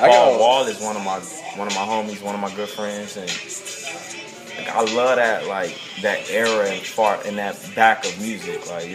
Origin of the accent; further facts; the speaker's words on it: West Coast, United States; Even though I'm from the West Coast, I love hearing old school West Coast music too.